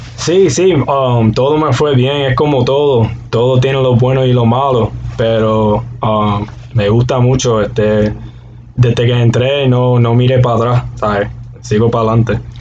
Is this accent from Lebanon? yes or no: no; Aguadilla, Puerto Rico; moved away; soy de Aguadilla, Puerto Rico.